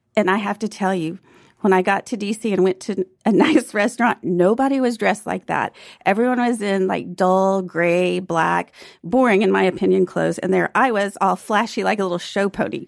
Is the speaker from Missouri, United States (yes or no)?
no; Fort Worth, Texas, United States; So I grew up in Fort Worth and I would go to the T C U games.